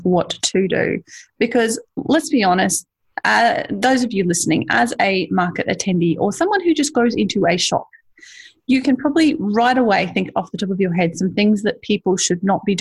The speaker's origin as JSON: {"language": "English", "country": "Australia", "accent": "Ocker", "said": "I have a bit more of an Ocker accent than you"}